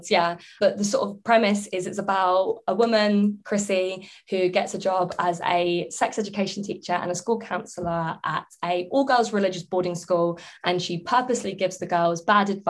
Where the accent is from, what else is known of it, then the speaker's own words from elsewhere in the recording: England, United Kingdom; I'm English